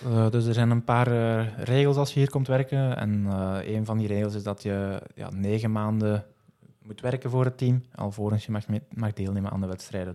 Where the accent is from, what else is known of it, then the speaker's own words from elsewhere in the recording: Geel, Flanders, Belgium; ik kom uit Geel, dus tussen Antwerpen en Hasselt